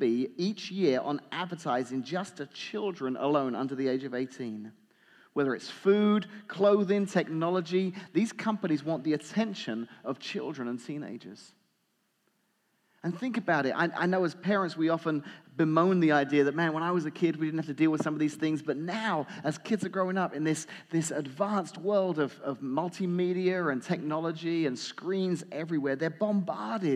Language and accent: English; England, United Kingdom; moved away; I grew up watching in England